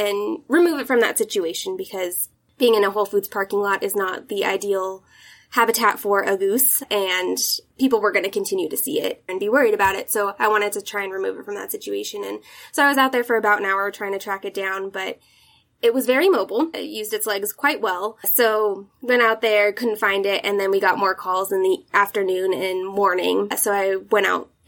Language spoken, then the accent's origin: English; Reno, Nevada, United States; I spent most of my childhood in Reno, Nevada. We moved here when I was about 7, so the majority of my life has been spent here